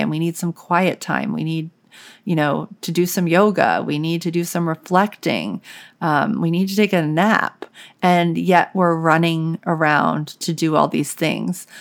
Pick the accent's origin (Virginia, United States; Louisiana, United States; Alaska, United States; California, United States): Louisiana, United States; New Orleans; I grew up in New Orleans, and so it was, like, the South